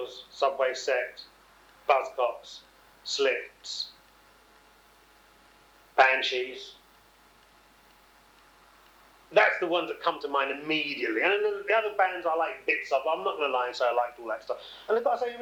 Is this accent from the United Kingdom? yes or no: yes; England, United Kingdom; I'm this English dread